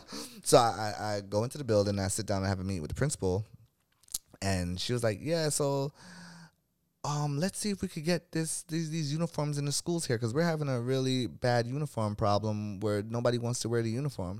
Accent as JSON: {"language": "English", "town": "New York City", "region": "New York", "country": "United States", "tie": "born or raised there", "also_born_or_lived": "Crown Heights, Brooklyn", "said": "I was born in Brooklyn, New York"}